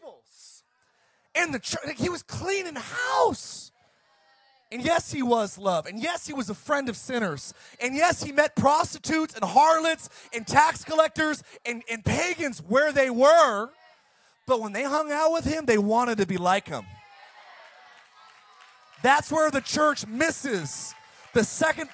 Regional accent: Ireland; I'm Irish

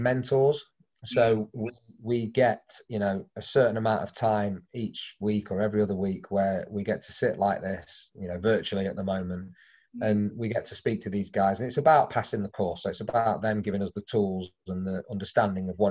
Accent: Derby, East Midlands, United Kingdom; moved away; We're both from the same village in Derby

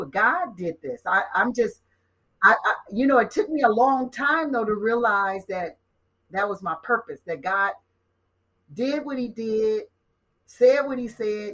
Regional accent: Compton, California, United States; being the youngest of nine from Compton, California

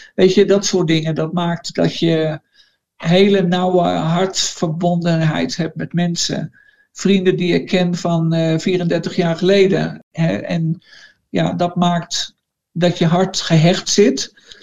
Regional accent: Randwijk, Gelderland, Netherlands; moved away as an adult; now in La Paz, Bolivia; Ik ben geboren in Randwijk. Ik dacht dat er toen niet van twaalfhonderd mensen woonden onder aan de dijk. Net buiten het dorp, daar, eh, daar ben ik opgegroeid, op het platteland.

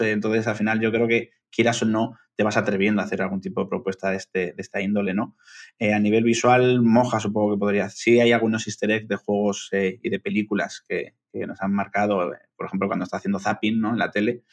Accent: Bilbao, Basque Country, Spain; yo soy de Bilbao, que estoy al norte

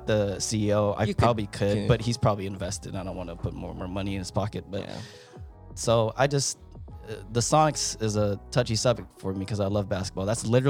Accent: Seattle, Washington, United States; we're both from Seattle.

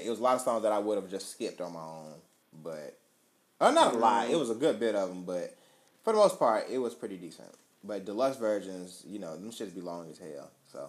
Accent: Canada; I'm a Canadian. I can't vote here

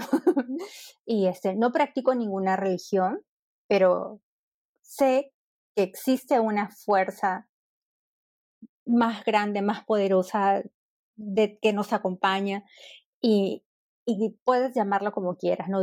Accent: Peru; moved away as an adult; now in Berlin, Germany; yo soy de Perú y ya este año cumplo cinco años en Berlín

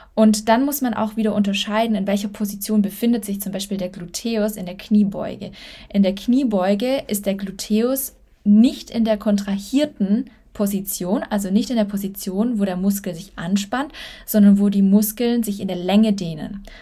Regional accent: Germany; moved away as an adult; now in Spain; ich äh, Deutsche bin, also ich bin in Deutschland geboren

